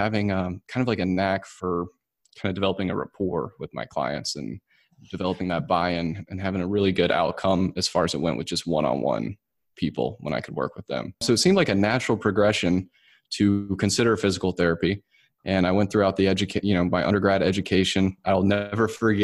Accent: Winston-Salem, North Carolina, United States; moved away as an adult; also born or lived in Auburn, Alabama; going from North Carolina, which is where I was raised, actually in Winston-Salem

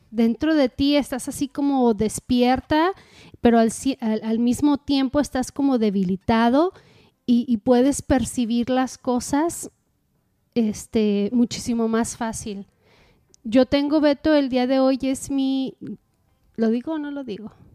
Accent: Mexico; como buena mexicana

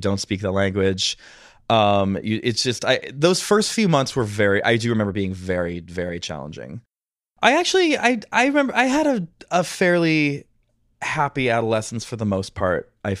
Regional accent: Madison, Wisconsin, United States; also born or lived in Milwaukee, United States / Taipei, Taiwan; I was born in Milwaukee, pretty quickly moved to Madison. {S4} Yeah. {S5} Age 3, family moves to Taiwan. Moved back to Madison at age 5.

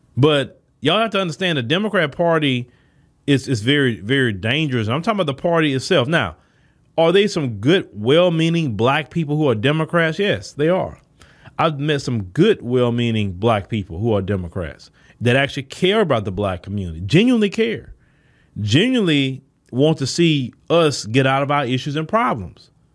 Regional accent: United States; we were born here.

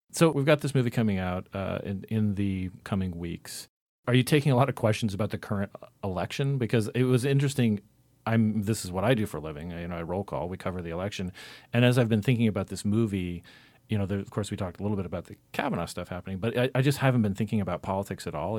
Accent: Cottonwood, Arizona, United States; I'm from Arizona

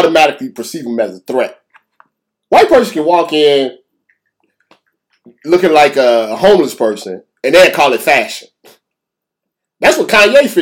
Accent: United States; we're from the United States.

